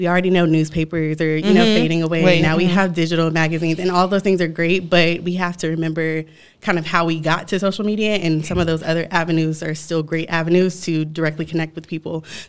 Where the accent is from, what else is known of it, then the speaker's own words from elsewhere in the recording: Virginia, United States; Well, I'm from Virginia, and I know y'all just said, like, oh, if you move, but I go back all the time.